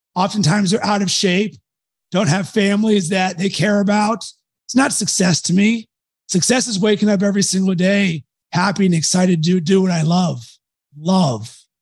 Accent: Pittsburgh, Pennsylvania, United States; I was raised in Pittsburgh

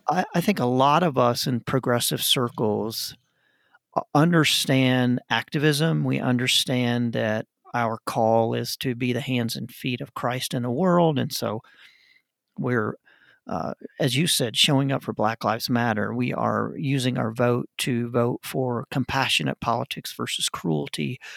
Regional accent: United States; my identity as an American

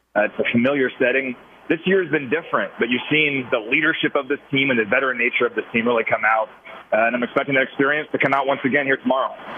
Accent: Kansas City, Missouri, United States; I grew up in Kansas City

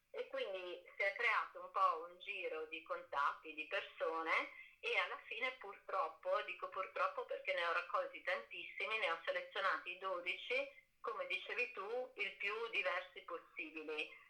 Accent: Treviso, Veneto, Italy; now in Venice, Italy; io sono nata a Treviso, abito a Venezia dal 2000, avevo 20 anni

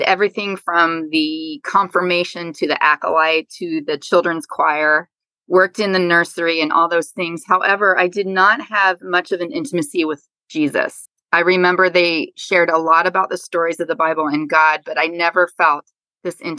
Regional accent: Ohio, United States; I am a Midwest girl at heart. I grew up in Ohio in the same house for 18 years

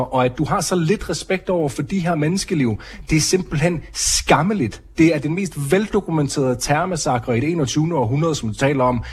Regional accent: Denmark; moved away as an adult; now in Israel; Jeg er vokset op i Danmark, jeg er flyttet til Israel i en alder af 27, år

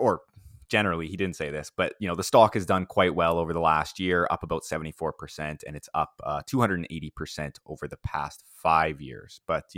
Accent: Saskatoon, Saskatchewan, Canada; in my hometown of Saskatoon, Saskatchewan.

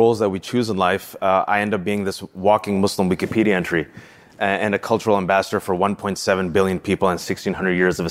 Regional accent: Fremont, California, United States; English is a second language; I was born and raised in Fremontistan, California, the Bay Area

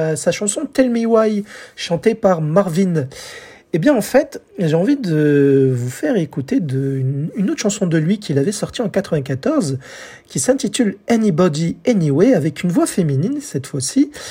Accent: France; chez nous en France

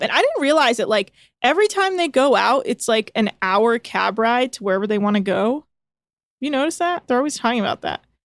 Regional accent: Bay Area, California, United States; I was raised in the Bay Area

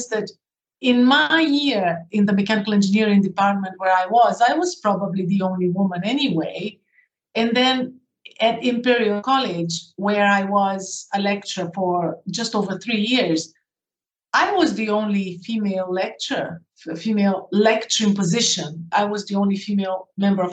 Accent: Brazil; moved away as an adult; also born or lived in United Kingdom; I grew up in Brazil and I did my first degree in Brazil in engineering. And then I came to the UK to do a postgraduate in engineering

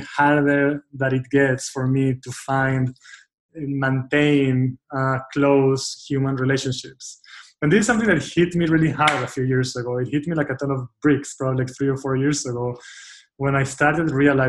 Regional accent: Israel; moved away; I grew up in Israel, and through middle school, through high school, through my, you know, like young adulthood, I was part of a very tightly knit, strong group of friends

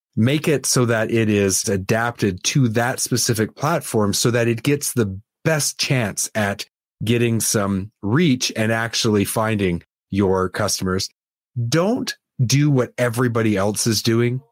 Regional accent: Canada; I'm Canadian

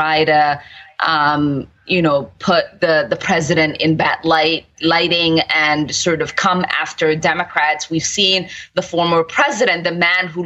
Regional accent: Somalia; now in United States; I'm from Somalia

